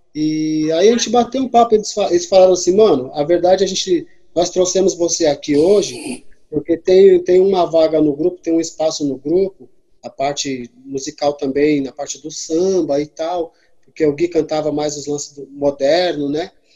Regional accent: São Sebastião, São Paulo, Brazil; now in São Paulo, Brazil; eu sou natural lá de São Sebastião, né, do litoral norte de São Paulo. E é, em São Paulo, capital, eu tô mais ou menos há uns 18 anos

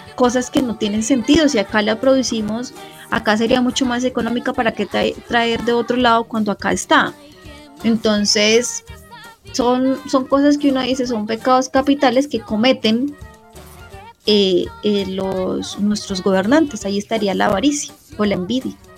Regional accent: Colombia; como colombianos

